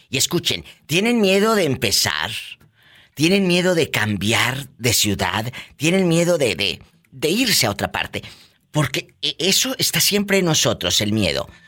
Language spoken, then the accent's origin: Spanish; Jalisco, Mexico; Ah, yo pensaba que porque soy de Jalisco